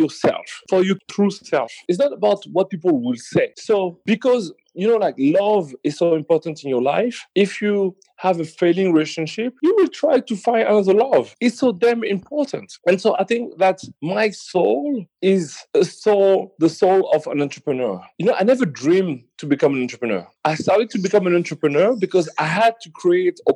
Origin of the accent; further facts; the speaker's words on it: Paris, Île-de-France, France; Born and raised in Paris.